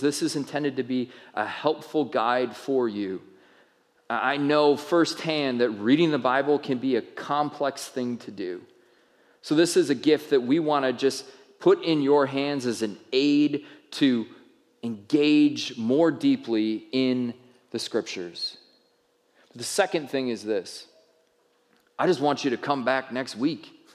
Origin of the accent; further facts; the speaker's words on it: United States; as American people